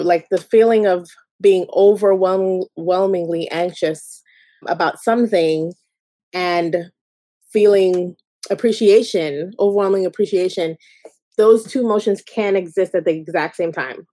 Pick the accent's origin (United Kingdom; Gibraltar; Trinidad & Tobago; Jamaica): Jamaica; I'm Jamaican